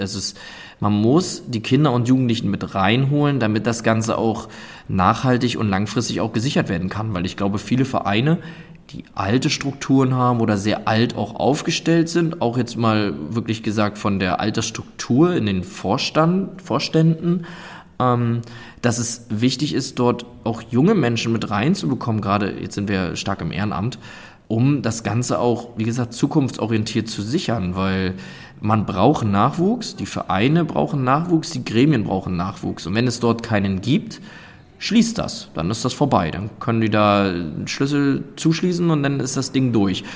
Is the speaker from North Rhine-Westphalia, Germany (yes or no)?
no; Sassnitz, Mecklenburg-Vorpommern, Germany; ich komme ursprünglich oder bin aufgewachsen auf der Insel Rügen in Sassnitz